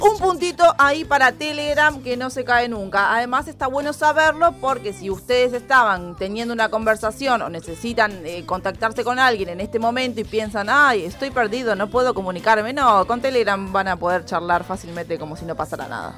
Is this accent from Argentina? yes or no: yes; Argentina; somos re argentinos